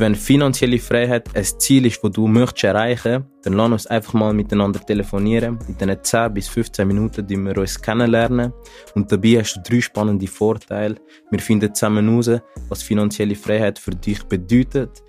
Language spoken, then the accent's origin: German; Zurich, Switzerland; ich komme aus Zürich